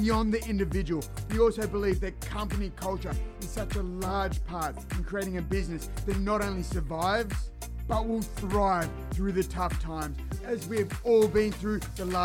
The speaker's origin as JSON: {"language": "English", "country": "Australia", "said": "I'm from Australia"}